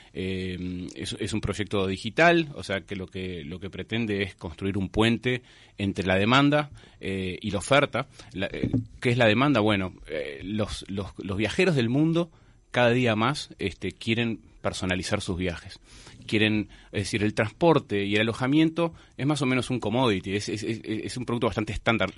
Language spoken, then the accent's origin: Spanish; Montevideo, Uruguay; como montevideanos